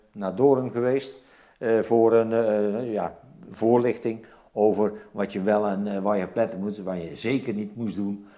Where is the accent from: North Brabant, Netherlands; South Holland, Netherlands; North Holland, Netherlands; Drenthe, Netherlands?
North Brabant, Netherlands; Zevenbergen; moved away as an adult; also born or lived in Netherlands New Guinea; Ik ben geboren in Zevenbergen, West-Brabant